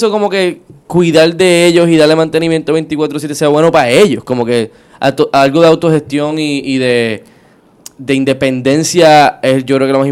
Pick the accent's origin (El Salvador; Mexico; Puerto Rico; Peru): Puerto Rico; Río Piedras; que, nosotros somos de Río Piedras y lo hemos visto muchísimo.